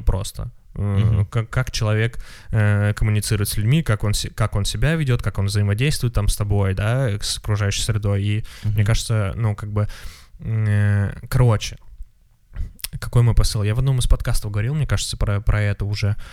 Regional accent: Moscow, Russia; я москвич

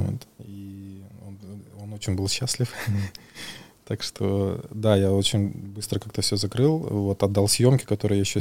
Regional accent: Buryat / Buryatia, Russia; я бурят, и, соответственно, мы буддисты, и в Бурятии у нас есть

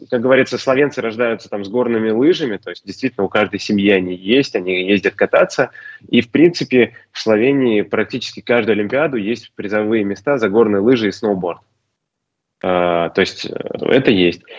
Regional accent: Ufa, Bashkortostan, Russia; moved away as an adult; now in Slovenia; большой привет моему родному городу

